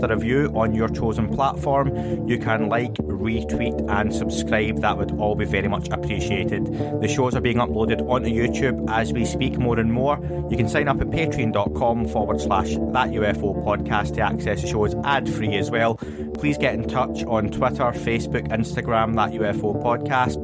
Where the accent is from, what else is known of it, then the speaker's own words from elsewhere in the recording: Scotland, United Kingdom; I'm Scottish